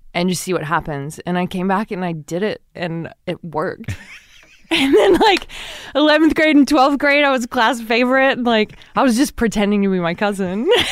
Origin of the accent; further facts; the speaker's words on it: Texas City, Texas, United States; I grew up in Texas City